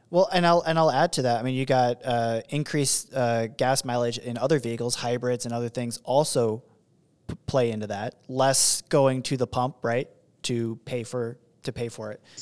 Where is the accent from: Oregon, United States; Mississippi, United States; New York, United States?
Oregon, United States; That's my home state